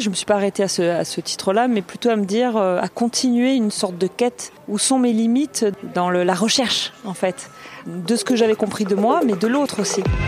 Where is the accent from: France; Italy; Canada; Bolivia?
France; Marseille, Provence-Alpes-Côte d'Azur; also born or lived in L'Union, near Toulouse; Je suis née à L'Union, à côté de Toulouse, et j'ai grandi à Marseille. Euh, je suis une fille et une femme du Midi